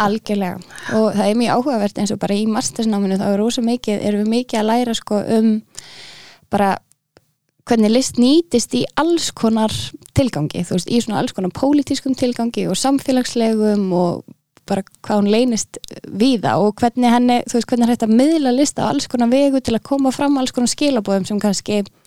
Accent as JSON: {"language": "Icelandic", "town": "Reykjavík", "region": "Capital Region", "country": "Iceland", "also_born_or_lived": "Aarhus, Denmark", "said": "Ég er úr Reykjavík"}